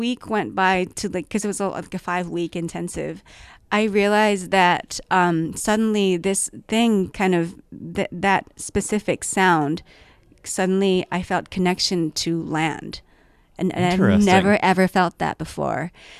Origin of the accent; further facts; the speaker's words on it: Tokyo, Japan; moved away as an adult; also born or lived in Washington, D.C. / Belgium; now in Vancouver, Canada; And 12 to 24, I was in Tokyo. And then from 24, I've been living in Vancouver.